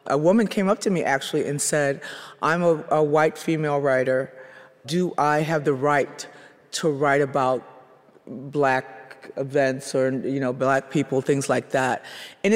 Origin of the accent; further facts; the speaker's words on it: Chicago, Illinois, United States; moved away; I'm originally from Chicago